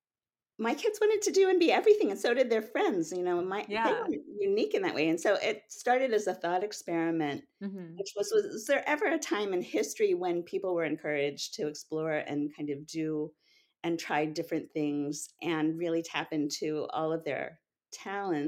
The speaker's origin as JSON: {"language": "English", "town": "Cincinnati", "region": "Ohio", "country": "United States", "tie": "born or raised there", "moved": "yes", "lives_now": "Rockville, Maryland, United States", "said": "I grew up in Cincinnati, and Chicago was the big city we went to."}